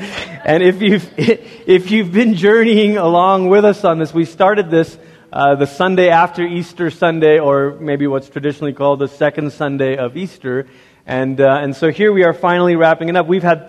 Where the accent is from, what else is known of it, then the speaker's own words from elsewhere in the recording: Malaysia; And I grew up in Malaysia.